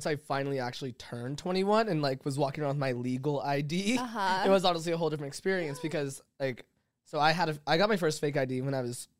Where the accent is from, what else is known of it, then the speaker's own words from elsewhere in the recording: Las Vegas, Nevada, United States; now in Los Angeles, United States; growing up in Vegas